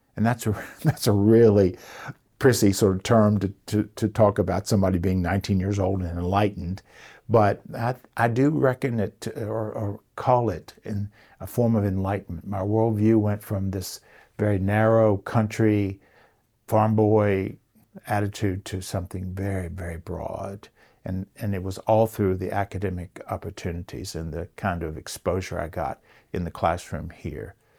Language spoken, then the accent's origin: English; Rockbridge County, Virginia, United States; Growing up in Rockbridge County, uh, my family's been here since seventeen forty